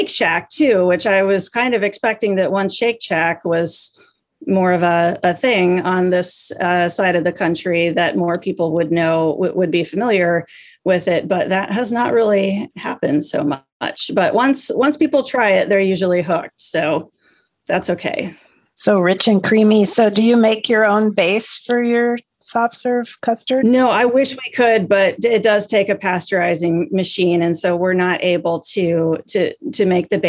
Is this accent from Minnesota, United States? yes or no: yes; Minnesota, United States; I'm from Minnesota.